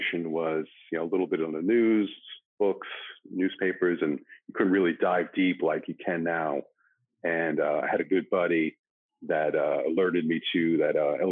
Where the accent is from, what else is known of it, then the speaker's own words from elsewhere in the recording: New York City, New York, United States; moved away as an adult; now in Los Angeles, United States; growing up in New York City in, you know, 70s, 80s, and 90s